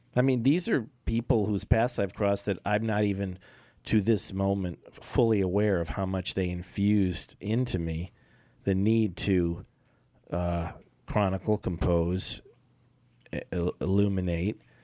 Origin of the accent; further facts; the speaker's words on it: Los Angeles, California, United States; also born or lived in Long Beach; that's where I was born. Cedars of Lebanon.